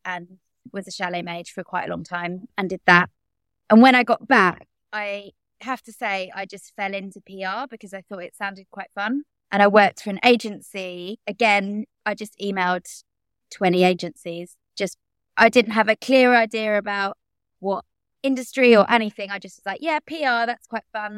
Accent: London, United Kingdom; I grew up in Bromley, which is in South East London.

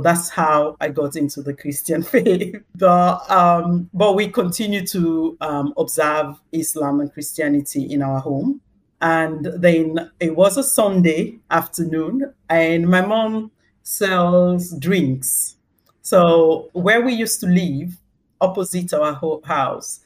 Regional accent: Sierra Leone; moved away as an adult; also born or lived in East London, United Kingdom; now in London, United Kingdom; I was born in Sierra Leone, and that's where I grew up until the age of 29, when I moved to the UK to settle with my husband

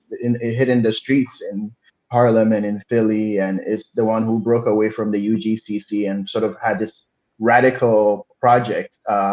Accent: Ghana; now in United States; being born and raised in Ghana

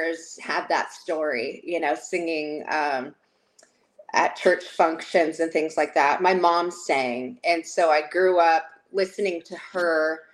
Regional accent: Corona, California, United States; And I grew up in Corona, California

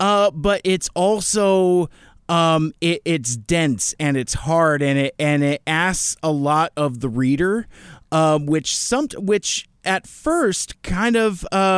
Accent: Seattle, Washington, United States; I've lived here along the I-5 corridor my entire life. I was raised mostly in the North End, in you know kind of a Linwood area.

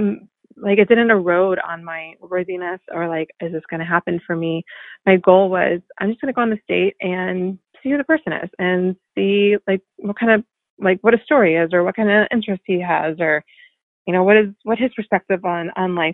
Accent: North Carolina, United States; moved away as an adult; also born or lived in Washington, District of Columbia, United States; I'm like from North Carolina, like small town

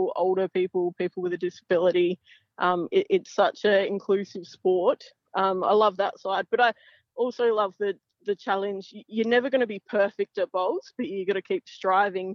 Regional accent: Port Wakefield, South Australia, Australia; I grew up in Port Wakefield, so a small town.

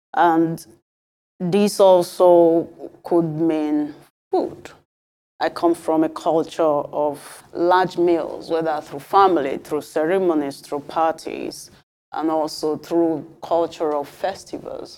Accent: Nigeria; moved away; also born or lived in Europe; as a Nigerian

